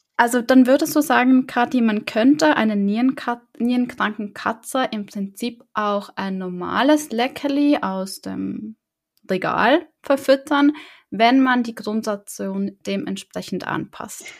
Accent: the South, Southern Germany, Germany; ich komme auch aus dem Süden

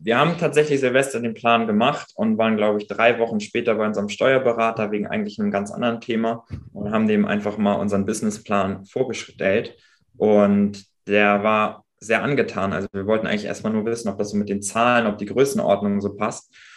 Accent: Pinneberg, Schleswig-Holstein, Germany; also born or lived in Hamburg; in meine Heimat, also raus aus Hamburg, rein mhm. nach Schleswig-Holstein, nach Pinneberg

